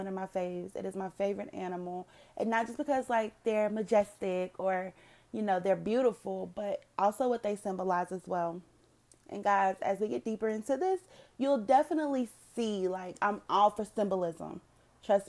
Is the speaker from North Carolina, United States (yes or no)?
yes; North Carolina, United States; moved away as an adult; now in Dallas-Fort Worth, United States; I currently live in the DFW area, but I was originally born and raised in North Carolina.